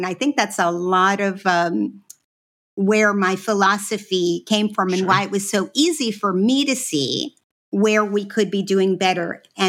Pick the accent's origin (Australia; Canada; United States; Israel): Israel; born there; I was born in Israel. My parents were Holocaust children. So they were in what is now Ukraine. That's where they are originally from.